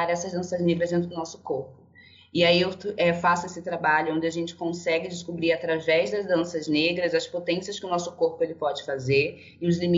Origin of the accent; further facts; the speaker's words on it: Angola; also born or lived in Brazil; now in São Paulo, Brazil; é, eu sou angolana e brasileira. Eu fui naturalizada no Rio de Janeiro, atualmente agora eu moro em São Paulo.